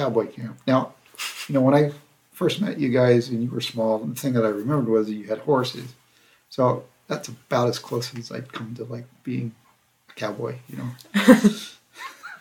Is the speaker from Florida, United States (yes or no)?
no; Central California, United States; also born or lived in Nigeria / Monument Valley, Utah / Oklahoma; So I basically grew up in Central California.